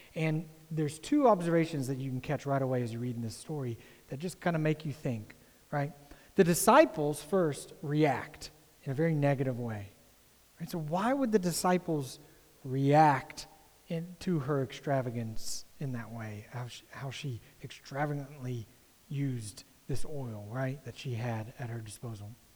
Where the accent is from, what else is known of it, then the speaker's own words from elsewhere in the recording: United States; as an American